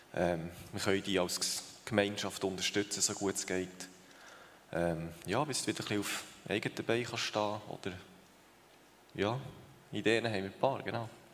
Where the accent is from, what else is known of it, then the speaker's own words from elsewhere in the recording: Thun, Bern, Switzerland; moved away as an adult; also born or lived in Uster; now in Tieracher, Switzerland; wir sind beide in Thun aufgewachsen